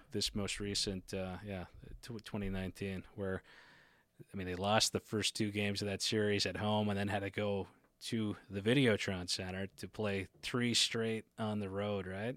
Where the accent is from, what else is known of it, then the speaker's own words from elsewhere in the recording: Port Hood, Nova Scotia, Canada; I'm from Port Hood